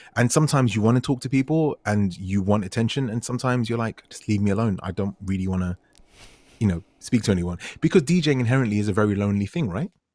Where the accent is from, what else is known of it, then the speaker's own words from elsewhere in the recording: London, United Kingdom; I'm a dude from West London